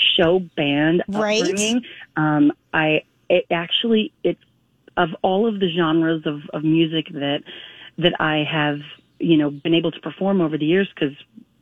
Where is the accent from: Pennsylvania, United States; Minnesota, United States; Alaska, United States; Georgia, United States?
Minnesota, United States; I too was born in Minnesota